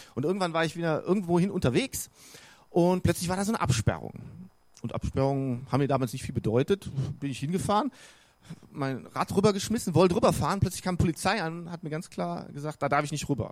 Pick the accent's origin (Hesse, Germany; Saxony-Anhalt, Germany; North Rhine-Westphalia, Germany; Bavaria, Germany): North Rhine-Westphalia, Germany; Bonn; also born or lived in Cologne; now in Regensburg, Germany; Ich bin ja im Rheinland aufgewachsen, in Bonn, in Köln geboren, wichtig. Ähm, also in Bonn aufgewachsen